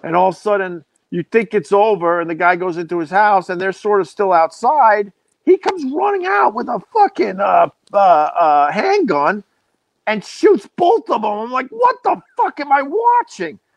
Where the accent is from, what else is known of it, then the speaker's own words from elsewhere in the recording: Centerport, New York, United States; I grew up on Long Island, um, in Centerport